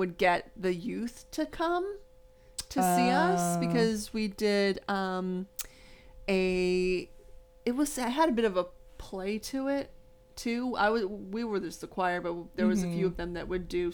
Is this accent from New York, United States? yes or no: no; West Palm Beach, Florida, United States; We were from the big city. We're from West Palm Beach in Florida.